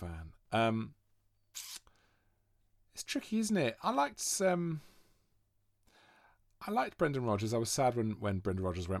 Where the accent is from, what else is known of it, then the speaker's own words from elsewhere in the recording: Monmouth, Wales, United Kingdom; They're kind of equidistant from where I grew up in Monmouth.